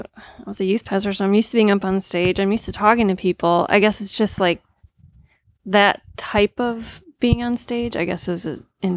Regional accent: Mount Juliet, Tennessee, United States; I'm from Mount Juliet, right outside of Nashville

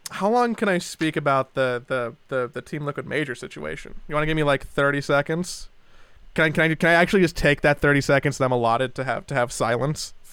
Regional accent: Los Angeles, California, United States; born or raised there

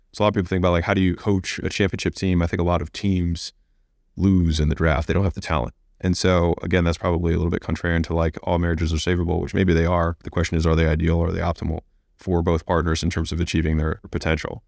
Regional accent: United States; I was born in America

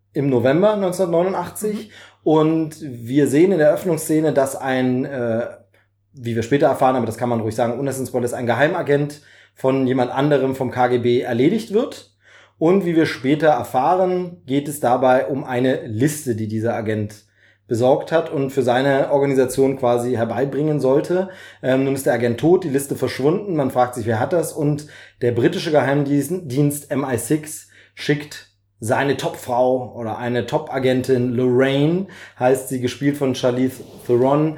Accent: East Germany, Germany; ich als DDR-Bürger

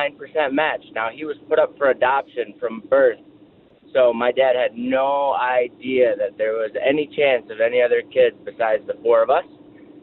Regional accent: upstate New York, United States; We're from upstate New York.

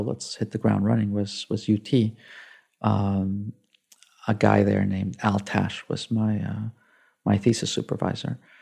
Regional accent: Mexico City, Mexico; English is a second language; moved away as an adult; I grew up in Mexico City. Um, I spent, uh, the first eighteen years of my life in, uh, in Mexico

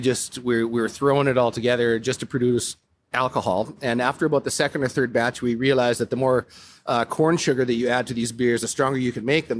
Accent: Calgary, Alberta, Canada; moved away as an adult; now in Whistler, Canada; I'm originally from Calgary, Alberta

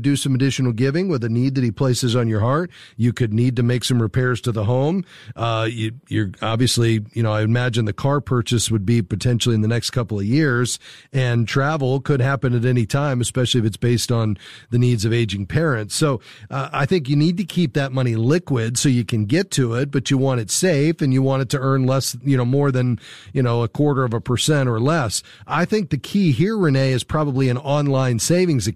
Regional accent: Fort Lauderdale, Florida, United States; Fort Lauderdale, my hometown

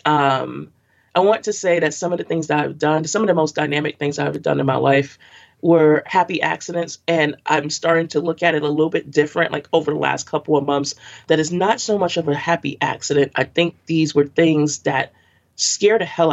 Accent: New York City, New York, United States; I grew up in Brooklyn all of my life, and I'm a Bed-Stuy, East New York, and Crown Heights girl

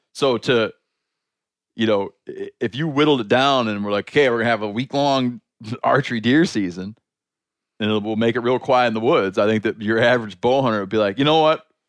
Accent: Michigan, United States; moved away; my home state of Michigan

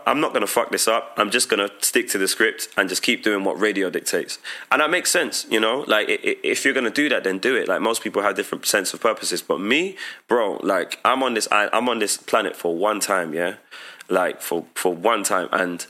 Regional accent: Dominica; Like, I frequently went to Dominica, and the beauty of that was that I saw the cool in my home country.

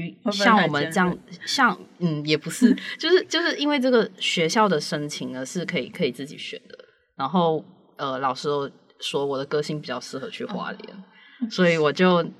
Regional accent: Malaysia; moved away as an adult; also born or lived in Hualien, Taiwan / Taitung, Taiwan; now in Taiwan; 我来自马来西亚。

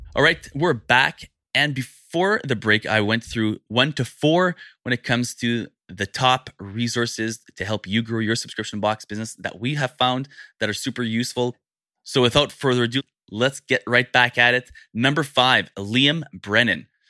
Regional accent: Canada; as a Canadian

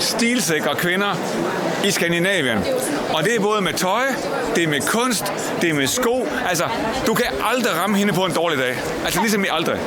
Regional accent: Jutland, Denmark; jeg er fra Jylland

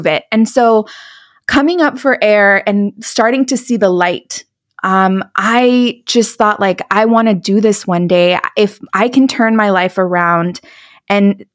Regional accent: California, United States; moved away as an adult; also born or lived in Dallas, Texas; move from Dallas back to my hometown in California

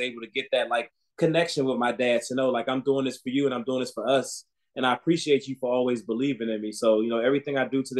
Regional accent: Washington, District of Columbia, United States; I grew up in the Washington, D.C. area.

